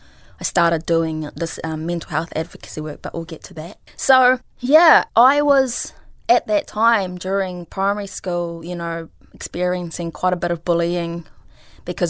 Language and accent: English; New Zealand; English is a second language; also born or lived in Philippines; I moved to New Zealand from the Philippines when I was 8 years old